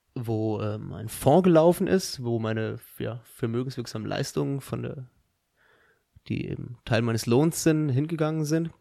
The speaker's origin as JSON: {"language": "German", "town": "Dirlos", "region": "Hesse", "country": "Germany", "said": "Ich komme auch aus Dierlos"}